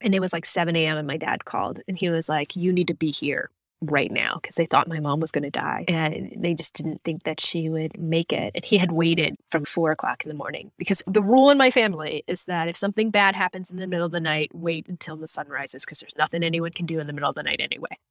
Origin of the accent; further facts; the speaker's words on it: Florida, United States; growing up in Florida